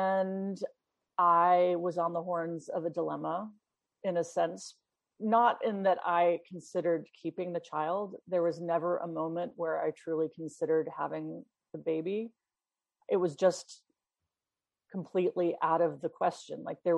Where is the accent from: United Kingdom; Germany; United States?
United Kingdom; London; born there; Yeah, well, I was born in London, actually, and my mother was from Sweden and my father was a New Yorker.